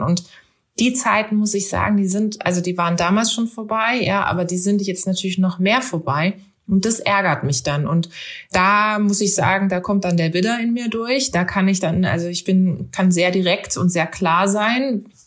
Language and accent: German; Karlsruhe, Baden-Württemberg, Germany; durch Karlsruhe, durch meine Heimatstadt